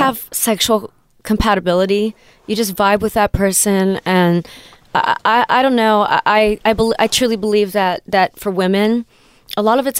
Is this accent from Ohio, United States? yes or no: yes; Cincinnati, Ohio, United States; moved away as an adult; now in Los Angeles, United States; I'm from Cincinnati